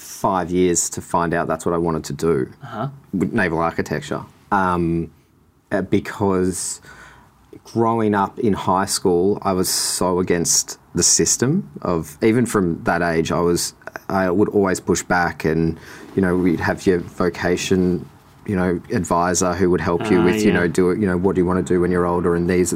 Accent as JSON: {"language": "English", "town": "Sorrento", "region": "Victoria", "country": "Australia", "tie": "born or raised there", "said": "I grew up in Sorrento my whole life, every summer. Love the water, love drawing"}